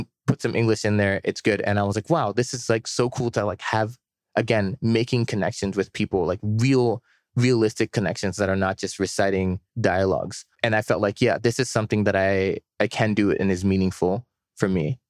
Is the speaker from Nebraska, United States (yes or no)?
no; Maryland, United States; moved away as an adult; also born or lived in New York; now in Shanghai, China; I was born in New York, but raised in Maryland for pretty much my whole life.